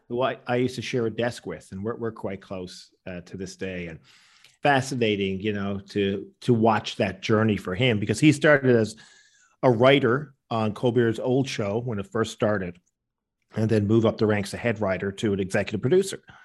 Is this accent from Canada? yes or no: yes; Newfoundland and Labrador, Canada; when I was growing up in Newfoundland